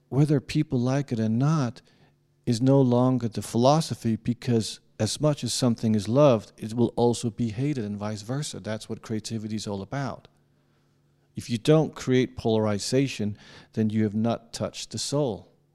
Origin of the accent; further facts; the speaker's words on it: Denmark; I'm not an American. And I'm from Denmark